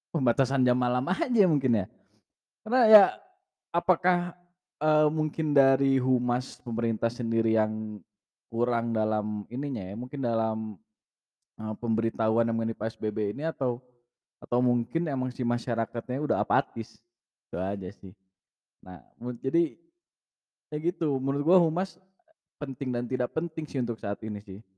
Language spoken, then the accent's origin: Indonesian; West Java, Indonesia; sebenarnya gue bukan orang Bandung sih ya gue orang kabupaten kabupaten ya mungkin udah deket-deket lah daerah Kopo lah ya